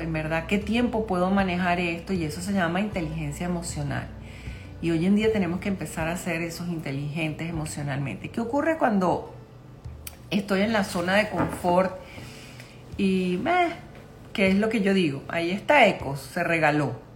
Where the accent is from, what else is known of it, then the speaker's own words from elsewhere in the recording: Caracas, Capital District, Venezuela; yo soy de Caracas, Venezuela